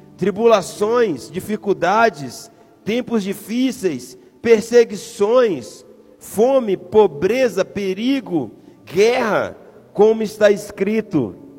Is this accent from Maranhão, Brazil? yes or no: yes; São Luís, Maranhão, Brazil; moved away; Eu sou de São Luís do Maranhão